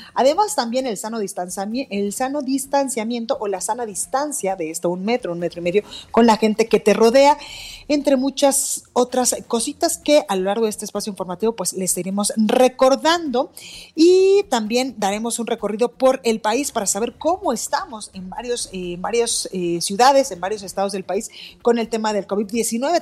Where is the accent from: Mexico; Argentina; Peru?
Mexico; de esta gran nación que somos los mexicanos